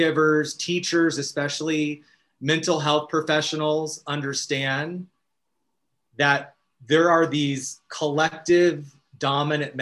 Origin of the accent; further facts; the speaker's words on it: Arizona, United States; now in Los Angeles, United States; as a young child in Arizona.